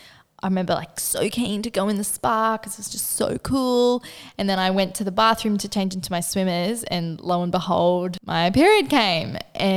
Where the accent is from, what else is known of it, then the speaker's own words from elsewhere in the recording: Northern Rivers, New South Wales, Australia; moved away; we grew up in the Northern Rivers